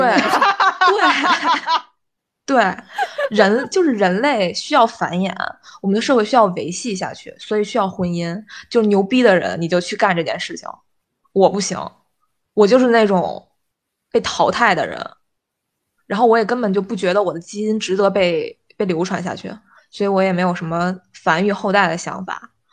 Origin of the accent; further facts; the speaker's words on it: China; 我觉得大家好像，好像我们中国人自古就有一套